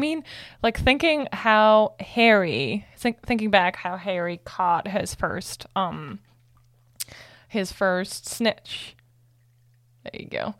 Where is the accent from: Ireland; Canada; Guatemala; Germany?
Germany; moved away; I'm from Germany